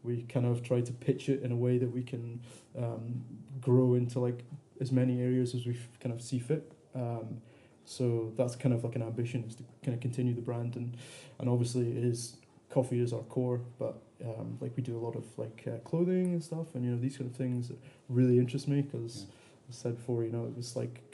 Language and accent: English; the Cairngorms, Scotland, United Kingdom; now in Edinburgh, United Kingdom; I was coming from the Cairngorms